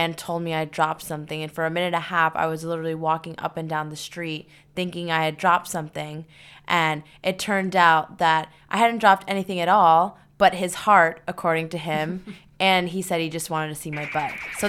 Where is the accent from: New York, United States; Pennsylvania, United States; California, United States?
New York, United States; New York City; Well, growing up in New York City